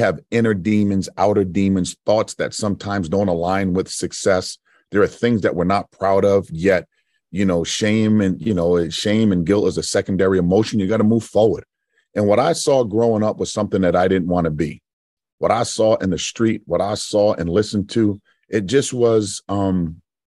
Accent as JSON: {"language": "English", "town": "Providence", "region": "Rhode Island", "country": "United States", "tie": "born or raised there", "said": "I'm home too. I'm from Providence"}